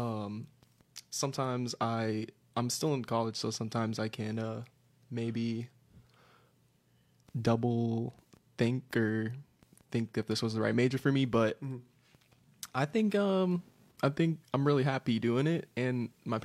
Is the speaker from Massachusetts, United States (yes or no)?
no; Orlando, Florida, United States; I was born and raised here.